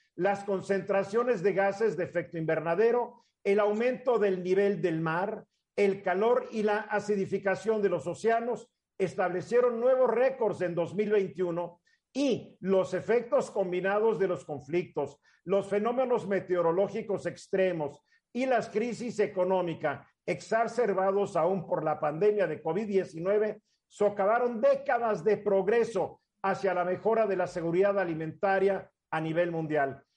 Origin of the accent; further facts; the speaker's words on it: Mexico; also born or lived in Cuernavaca, Morelos; como mexicanos